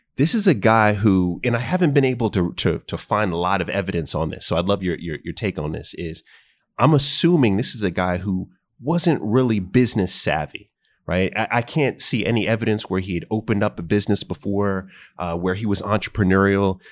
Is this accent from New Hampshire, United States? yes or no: no; New York, United States; when I was growing up in New York